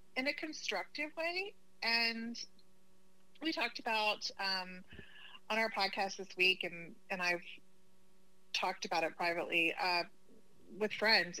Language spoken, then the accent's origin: English; Oklahoma, United States; moved away; I'm originally from Oklahoma